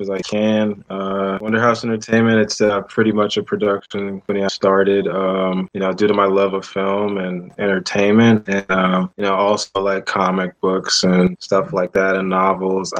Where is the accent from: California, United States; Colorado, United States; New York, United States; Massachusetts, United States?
California, United States; Oakland; also born or lived in Pittsburgh, Pennsylvania / San Francisco, California; from Oakland, California. Grew up in the Bay Area